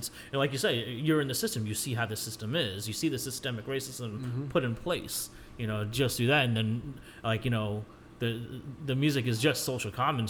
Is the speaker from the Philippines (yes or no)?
yes; Philippines; I'm like, yeah, well, you know, I'm Filipino.